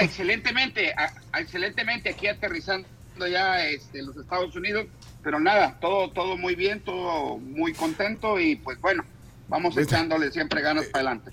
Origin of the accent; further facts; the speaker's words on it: El Salvador; now in Miami, United States; mi pueblo de El Salvador